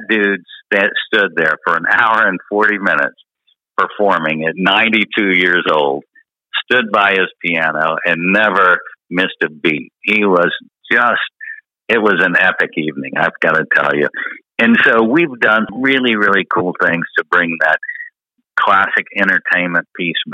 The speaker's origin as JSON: {"language": "English", "region": "Texas", "country": "United States", "moved": "yes", "said": "I'm originally from Texas"}